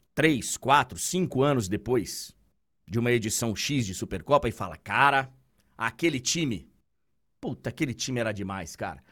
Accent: Salvador, Bahia, Brazil; moved away; o bairro de Itapuã, que foi, aliás, onde eu, onde eu fui criado, onde eu morei tantos anos

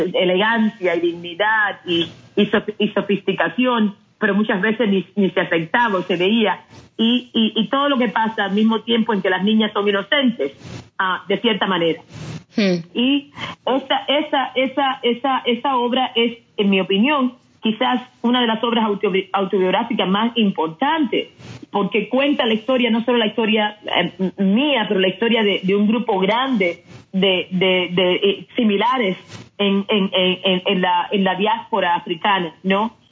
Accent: Cuba; moved away as an adult; now in United States; crecí en, un momento en Cuba

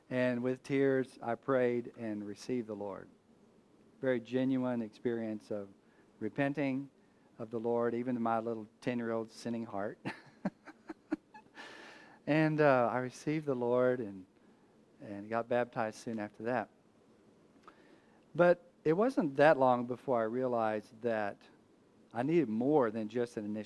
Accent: Abilene, Texas, United States; now in Houston, United States; I'm born a Texan. I was born in Abilene, Texas.

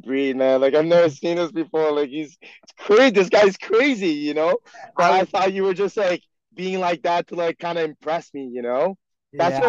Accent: Quebec, Canada; first language French; English is a second language; me being born and raised in Quebec

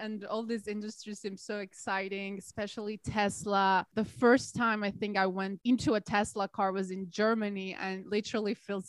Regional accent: Colombia; we're both from Colombia

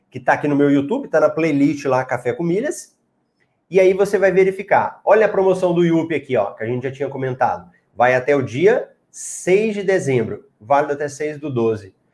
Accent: Goiás, Brazil; Eu sou de Goiás, Caldas Novas é fantástico, muito bom.

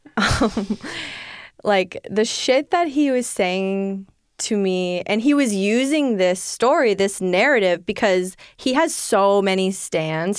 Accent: Maine, United States; I'm in Maine

